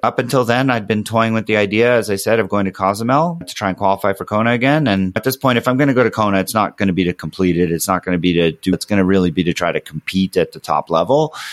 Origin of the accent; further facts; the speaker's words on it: Montreal, Quebec, Canada; moved away; we're from Montreal.